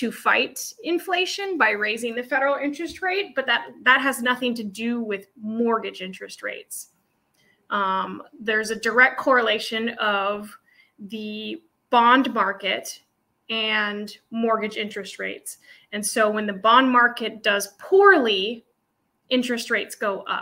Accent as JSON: {"language": "English", "town": "Anchorage", "region": "Alaska", "country": "United States", "tie": "born or raised there", "said": "So I was born here in Anchorage at Elmendorf Air Force Base. Folks are from Ohio and they were brought up by the military. So I was raised here in Anchorage and lived here all my life"}